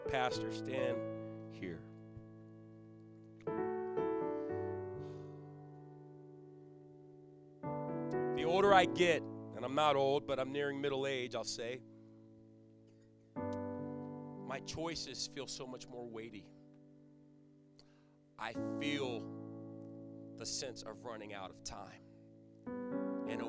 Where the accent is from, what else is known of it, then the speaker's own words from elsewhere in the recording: Virginia Beach, Virginia, United States; moved away as an adult; now in Connecticut, United States; I'm from Virginia Beach area.